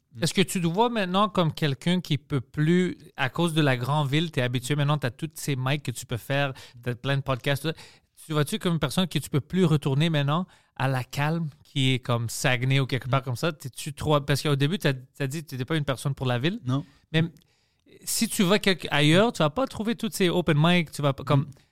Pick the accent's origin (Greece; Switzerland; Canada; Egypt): Greece; accent: Greek; French is a second language; mon accent d'être grec